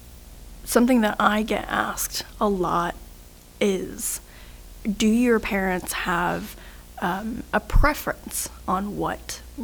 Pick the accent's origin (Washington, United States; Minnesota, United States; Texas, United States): Texas, United States; Dallas; I grew up in Dallas.